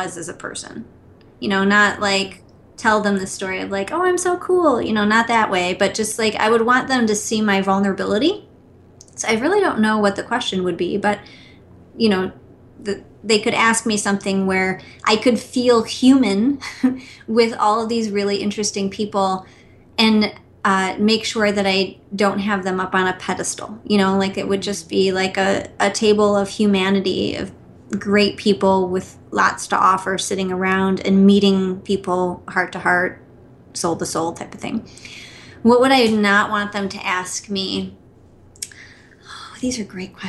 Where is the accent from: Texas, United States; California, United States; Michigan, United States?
Michigan, United States; outside of Detroit; I was born outside of Detroit